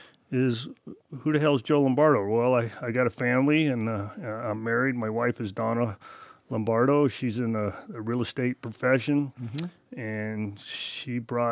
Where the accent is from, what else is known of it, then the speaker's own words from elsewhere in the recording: Misawa, Aomori, Japan; born there; also born or lived in Europe / Las Vegas; So I was born in Misawa, Japan. A lot of people don't know that. My dad was in the Air Force there, obviously stationed in Misawa.